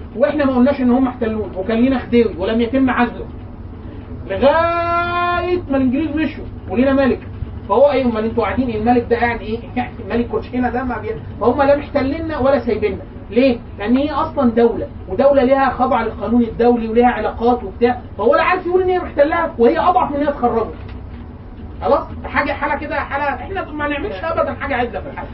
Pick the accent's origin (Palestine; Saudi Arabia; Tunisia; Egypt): Egypt; حطيناه لمصر